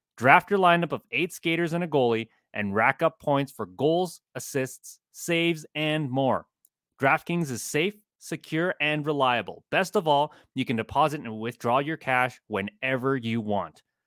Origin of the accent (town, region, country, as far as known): Chicago, Illinois, United States; born or raised there